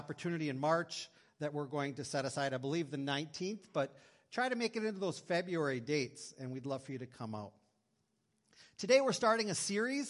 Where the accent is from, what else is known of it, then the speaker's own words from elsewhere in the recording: Green Bay, Wisconsin, United States; moved away as an adult; also born or lived in North Dakota; I grew up in Green Bay, Wisconsin